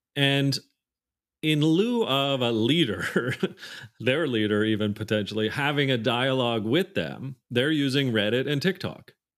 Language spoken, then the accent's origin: English; Canada; being Canadian, I say Z a lot